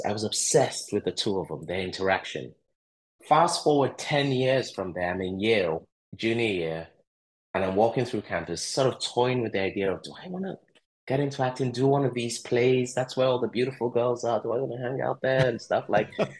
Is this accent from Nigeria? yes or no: yes; Lagos, Nigeria; also born or lived in Eastern Nigeria; I grew up in Lagos, Nigeria